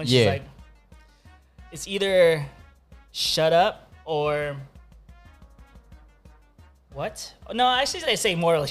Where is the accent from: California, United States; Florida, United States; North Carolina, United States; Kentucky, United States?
California, United States; Buena Park; now in Los Angeles, United States; Born in Orange County.